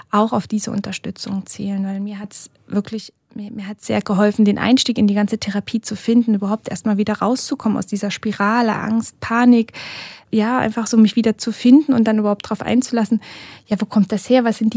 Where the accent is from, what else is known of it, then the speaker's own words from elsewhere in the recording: Germany; Gehe ich vielleicht zurück nach Deutschland mit den Kindern, weil dort meine Familie ist. Also wir sind beide aus Deutschland, äh, unsere Großeltern eben auch dort.